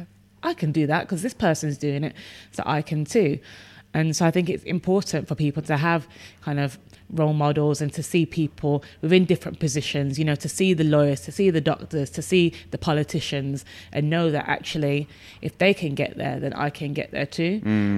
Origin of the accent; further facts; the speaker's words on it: Birmingham, West Midlands, United Kingdom; growing up outside of London, I grew up in Birmingham